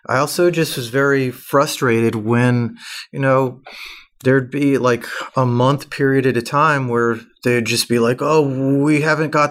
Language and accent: English; Atlanta, Georgia, United States; moved away as an adult; I'm from Atlanta originally.